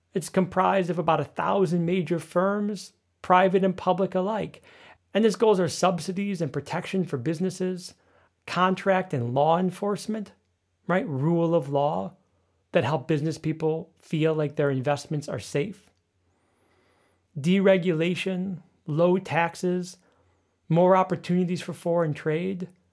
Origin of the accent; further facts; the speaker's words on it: United States; now in Berlin, Germany; my home country of the United States